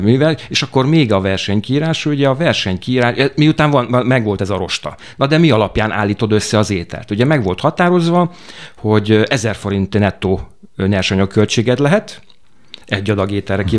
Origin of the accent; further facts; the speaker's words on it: Miskolc, Borsod-Abaúj-Zemplén, Hungary; moved away as an adult; also born or lived in Budapest / Transdanubia; Én Miskolci vagyok